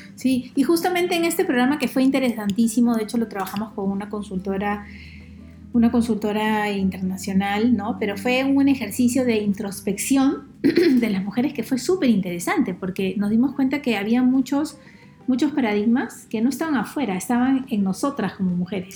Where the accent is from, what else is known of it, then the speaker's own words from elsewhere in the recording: Peru; encontremos la forma de respetarnos más como peruanos